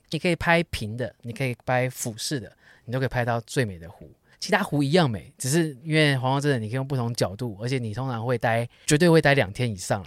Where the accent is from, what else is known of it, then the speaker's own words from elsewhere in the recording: Taipei, Taiwan; 就像我们台北人周末去淡水的感觉